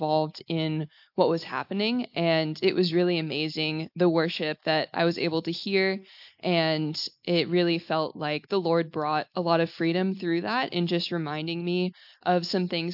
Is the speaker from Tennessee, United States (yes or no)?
no; Texas, United States; moved away; originally from Texas in the U.S.